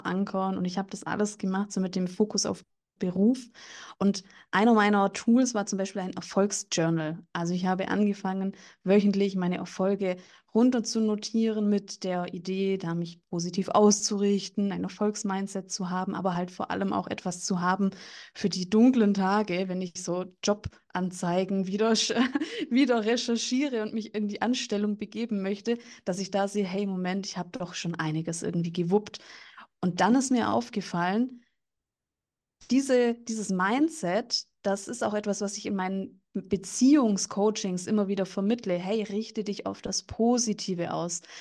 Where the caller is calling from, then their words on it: Bavaria, Germany; bin jetzt aus dem Landkreis München zugeschaltet